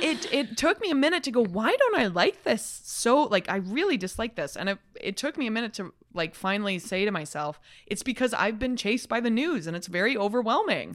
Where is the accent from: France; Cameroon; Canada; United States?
Canada; Calgary, Alberta; now in Toronto, Canada; I'm a kid from Calgary.